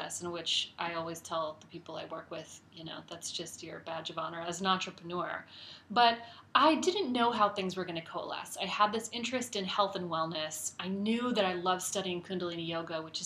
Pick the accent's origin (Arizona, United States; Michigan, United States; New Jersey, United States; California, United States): Arizona, United States; Phoenix; moved away as an adult; also born or lived in Midwest / Chicago / New York / San Francisco; I grew up in Phoenix